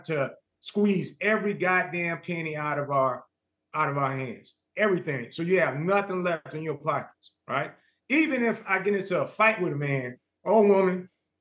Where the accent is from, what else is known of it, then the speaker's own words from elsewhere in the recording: Los Angeles, California, United States; also born or lived in Lynwood, California; my house that I grew up in Los Angeles